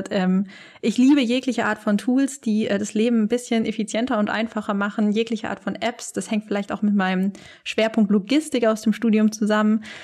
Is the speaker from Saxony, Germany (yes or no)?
no; Tübingen, Baden-Württemberg, Germany; now in Lüneburg, Germany; ich bin 23 Jahre alt. Ich komme ursprünglich aus Süddeutschland, aus dem wunderschönen Tübingen und ich vermisse es sehr.